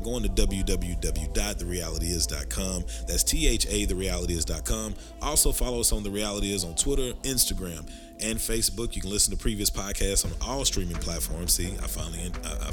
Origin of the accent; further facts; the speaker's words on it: Texarkana, United States; Texarkana, my hometown.